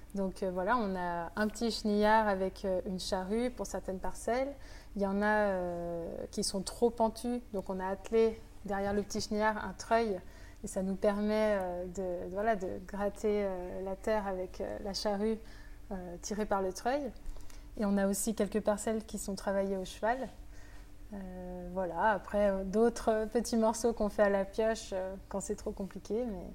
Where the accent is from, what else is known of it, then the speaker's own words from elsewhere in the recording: France; je suis de Sessuel, donc voilà, j'ai grandi au village, c'est vraiment mon secteur